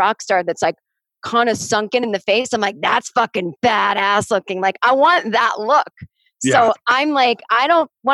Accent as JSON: {"language": "English", "town": "Boston", "region": "Massachusetts", "country": "United States", "moved": "yes", "lives_now": "Los Angeles, United States", "said": "I like cold weather again because I'm from Boston"}